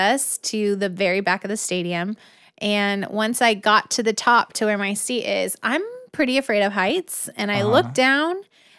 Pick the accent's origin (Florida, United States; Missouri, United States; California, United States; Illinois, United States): California, United States; Tracy; because growing up in Tracy is pretty similar to Fresno.